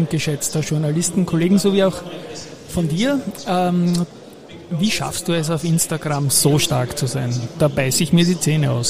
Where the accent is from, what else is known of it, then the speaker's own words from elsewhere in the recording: Austria; ich habe als Österreicher natürlich noch die Frage